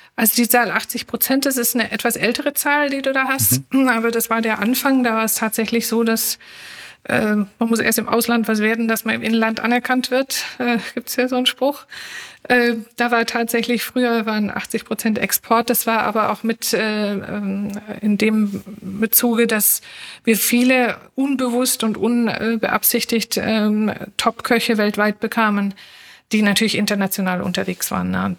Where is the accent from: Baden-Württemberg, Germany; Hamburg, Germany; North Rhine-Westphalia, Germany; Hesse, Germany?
Baden-Württemberg, Germany; Stuttgart; moved away as an adult; now in Berlin, Germany; also gebürtig aus Stuttgart. Wir sind ja viele Exilanten hier in Berlin aus Schwaben kommend